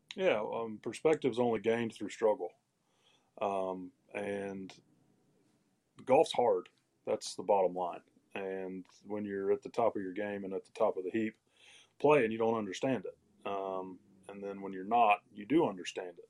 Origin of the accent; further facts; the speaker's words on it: Greenville, South Carolina, United States; literally cleaning toilets and textile mills around my hometown, Greenville, South Carolina